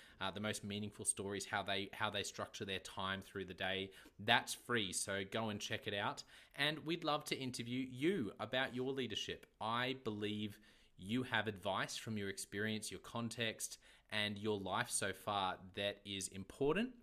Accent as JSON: {"language": "English", "country": "Australia", "accent": "Aussie", "said": "my Aussie accent"}